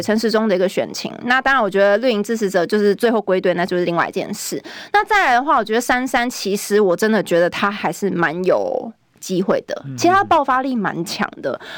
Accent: Taipei, Taiwan; 我本来就是在地出生长大，我是民生社区出生长大的，所以我读的是民权国小，哦，包含附设幼稚园也是在民权国小读的。对。再来是民生国中，再来松山高中。后来我读正大才离开了松山信义，去，但其实我住家都还是在民生社区那边。那所以我其实是在地人

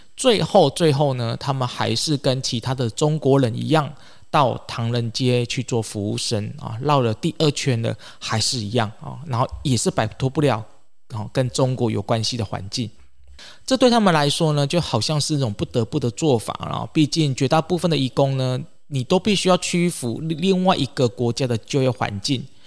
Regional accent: Taiwan; 或者是这个我们台湾人哦

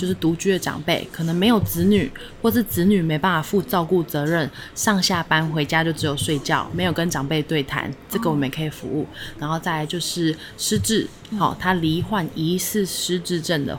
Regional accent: Keelung, Taiwan; 我还是呃，因为我基隆人，其实很北边，那我还是会拨空一个月回去基隆一次。

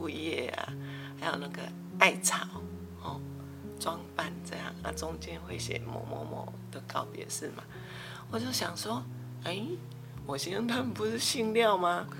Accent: Taiwan; 那是我刚结婚的时候，啊，因为我是闽南人。对客家也不太了解，虽然我们只是隔了一条新湖尾溪

